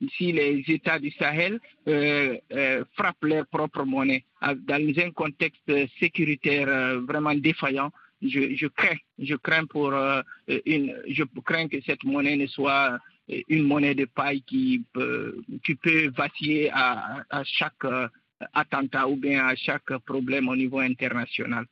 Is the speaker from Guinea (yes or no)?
yes; Guinea; je suis guinéen